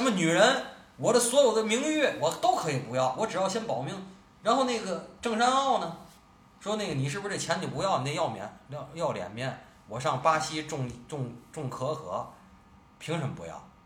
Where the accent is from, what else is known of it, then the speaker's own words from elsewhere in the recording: Tianjin, China; 作为咱们天津人